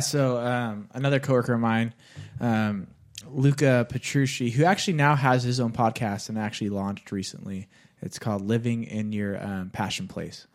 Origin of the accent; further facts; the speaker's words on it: Bakersfield, California, United States; my hometown of Bakersfield